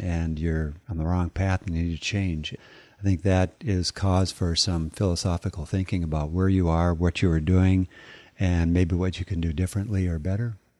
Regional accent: North Dakota, United States; I grew up in North Dakota, and there was not a lot out there.

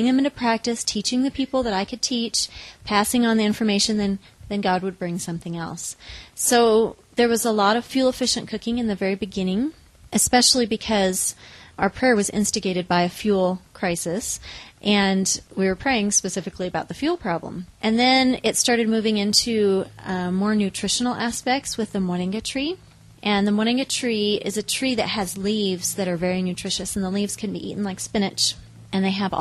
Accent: Newberg, Oregon, United States; also born or lived in Los Angeles, California; now in Kigali, Rwanda; I grew up in Newburgh, Oregon

